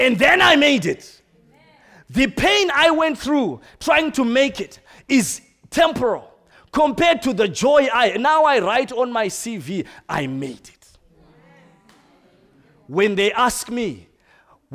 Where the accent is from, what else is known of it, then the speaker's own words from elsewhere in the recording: Zimbabwe; I come from Zimbabwe. We don't eat snails normally.